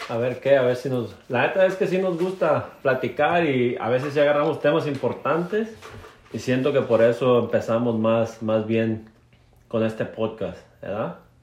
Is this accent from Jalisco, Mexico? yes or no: yes; Barra de Navidad, Jalisco, Mexico; moved away as an adult; also born or lived in Alberta, Canada; now in Jasper, Canada; soy originario de Barra de Navidad, Jalisco.